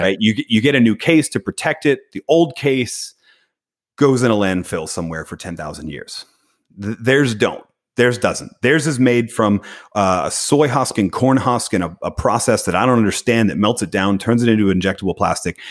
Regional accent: Philadelphia, Pennsylvania, United States; I was born in Philadelphia

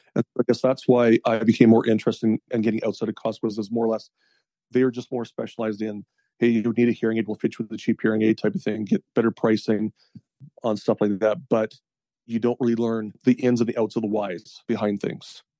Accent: Edmonton and Central Alberta, Canada; also born or lived in Peace Country, Alberta / Fairview, Alberta / Grande Prairie, Alberta / Red Deer, Alberta; I mostly spent most of my time down in the Edmonton and Central Alberta area

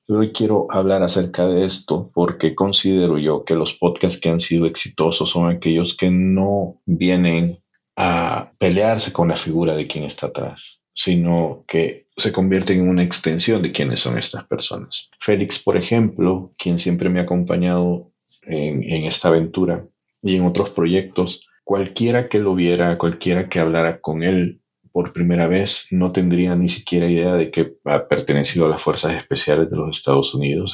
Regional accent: El Salvador; born or raised there; moved away as an adult; now in United States

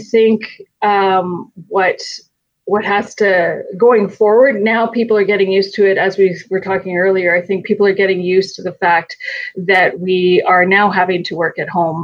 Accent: Calgary, Alberta, Canada; I'm from Calgary

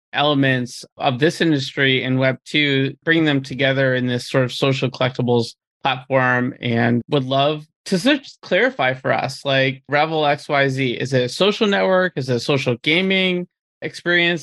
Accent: Peabody, Massachusetts, United States; about 30 minutes north of Boston

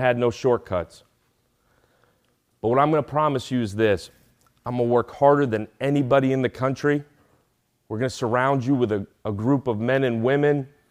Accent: New York City, New York, United States; moved away; I'm the son of immigrants. I grew up in Brooklyn, New York, without a whole lot of anything

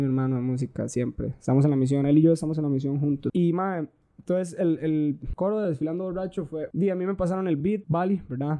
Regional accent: Turrialba, Cartago, Costa Rica; nosotros somos de Turrialba

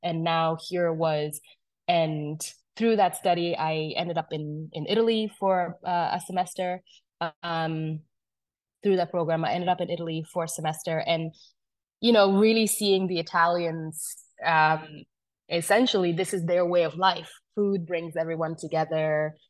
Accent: Uganda; also born or lived in South Sudan; so I'm originally from South Sudan. I was born in South Sudan, grew up in Uganda.

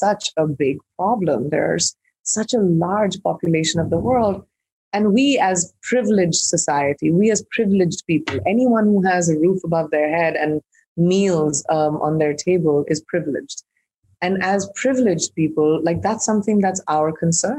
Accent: India; I'm an Indian who's grown up in India

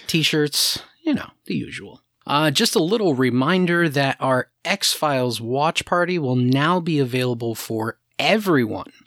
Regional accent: New England, United States; we're all from New England

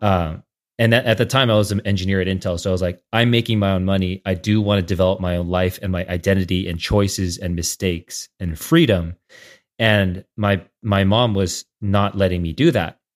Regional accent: San Jose, California, United States; also born or lived in Saratoga, California; now in San Francisco, United States; I grew up in the Bay Area, in San Jose and Saratoga

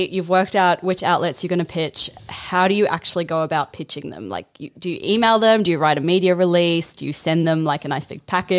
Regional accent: New Zealand; now in Australia; So I'm actually from New Zealand

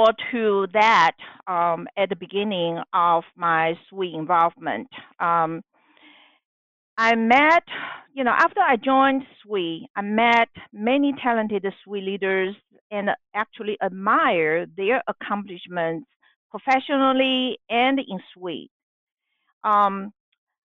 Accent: Taiwan; moved away as an adult; now in United States; I am a Chinese American and was born and raised in Taiwan.

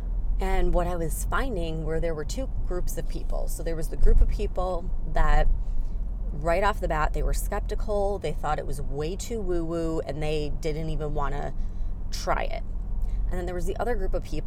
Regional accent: Chicago, Illinois, United States; moved away as an adult

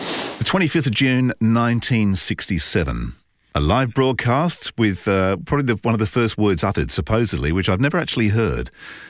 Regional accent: Cheshunt, East of England, United Kingdom; I grew up in Cheshunt.

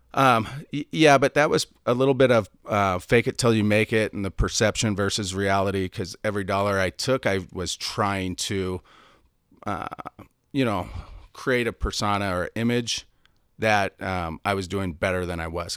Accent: Seattle, Washington, United States; moved away; also born or lived in San Diego; I'm from Seattle, so moved to San Diego

